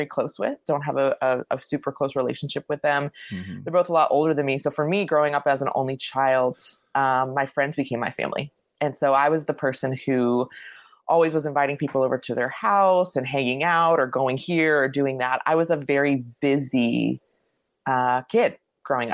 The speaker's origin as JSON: {"language": "English", "town": "Lake Worth", "region": "Florida", "country": "United States", "tie": "born or raised there", "said": "I grew up in Lake Worth, Florida, which no one ever knows where Lake Worth is"}